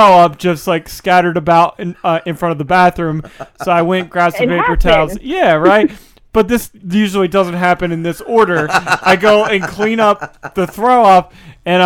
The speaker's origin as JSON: {"language": "English", "town": "Little Egg Harbor", "region": "New Jersey", "country": "United States", "said": "I'm from Little Lake."}